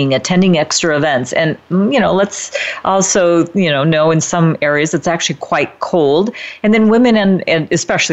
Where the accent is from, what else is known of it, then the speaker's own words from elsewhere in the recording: Midwest, United States; now in Northern California, United States; Now, I live in Northern California, so you know we don't exactly have the strong four seasons like where I grew up in the Midwest